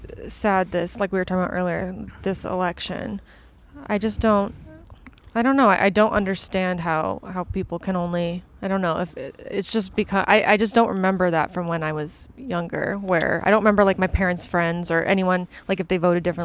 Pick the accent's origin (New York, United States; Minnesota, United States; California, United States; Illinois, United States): California, United States; San Francisco; now in Los Angeles, United States; I was born down here, but I grew up in San Francisco.